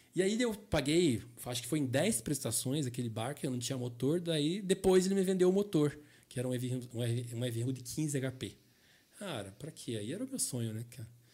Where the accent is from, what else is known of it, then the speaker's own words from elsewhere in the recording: Curitiba, Paraná, Brazil; Eu me criei aqui no Vila Oficinas, perto da rede, perto da Rumo, que é onde eu trabalho hoje